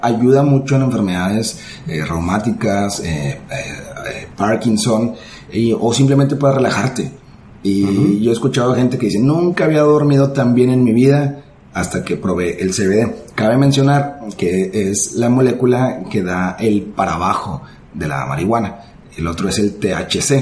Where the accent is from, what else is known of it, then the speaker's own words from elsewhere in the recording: Ciudad Juárez, Chihuahua, Mexico; En mi ciudad natal, en Ciudad Juárez